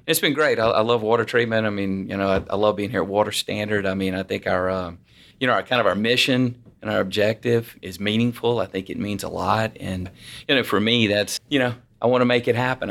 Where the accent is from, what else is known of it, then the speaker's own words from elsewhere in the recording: Louisiana, United States; I'm from Louisiana